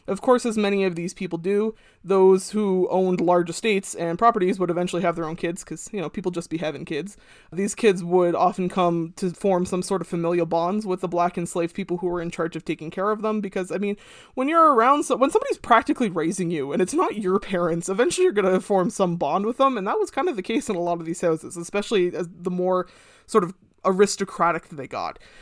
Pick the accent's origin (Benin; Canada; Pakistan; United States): Canada; as a young kid growing up in Canada